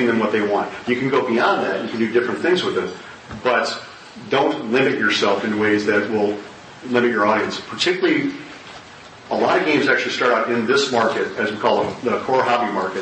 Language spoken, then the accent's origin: English; Wisconsin, United States; I was born and raised in Wisconsin.